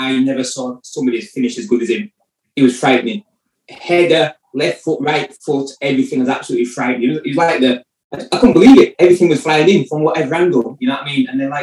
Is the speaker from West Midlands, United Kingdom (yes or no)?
no; Huddersfield, Yorkshire and the Humber, United Kingdom; moved away as an adult; also born or lived in Bristol; now in Huddersfield, United Kingdom; I'm from Huddersfield